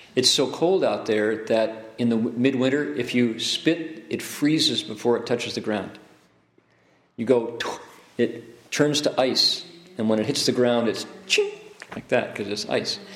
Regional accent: Ohio, United States; I grew up in Ohio.

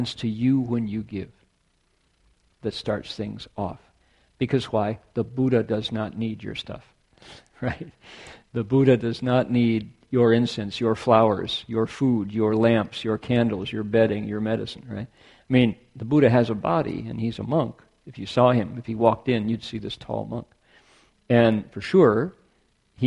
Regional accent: near the Great Lakes, Midwest, United States; now in California, United States; I am Scots-Irish through Canada, Midwesterner, born near the Great Lakes, who has been in California more than half of my life, by far.

